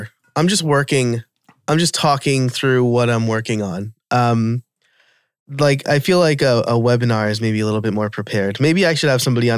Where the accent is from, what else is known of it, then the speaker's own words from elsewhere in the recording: New York, United States; accent: New York; My New York accent